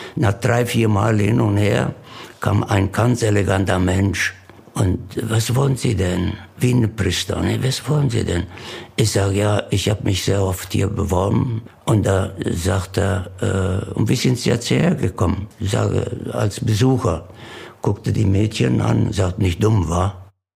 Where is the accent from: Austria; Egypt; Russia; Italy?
Italy; Alberobello, Apulia; German is a second language; moved away as an adult; now in Bokensdorf, Germany; 18.10.37 geboren in Alberobello, Süditalien und äh, bin hier nach Deutschland, nach Burgensdorf gekommen, 1958 als Landarbeiter.